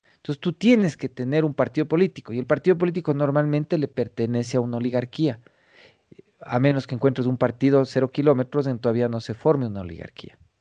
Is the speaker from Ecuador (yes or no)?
yes; Ecuadorian Sierra, Ecuador; accent: serrano; además tengo acento serrano